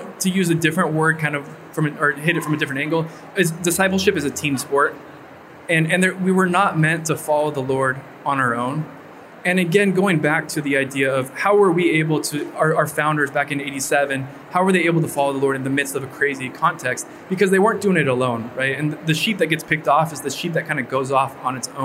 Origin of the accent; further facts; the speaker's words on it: Orange County, California, United States; moved away; I'm from Orange County, California, from Southern California. And I was back home for one summer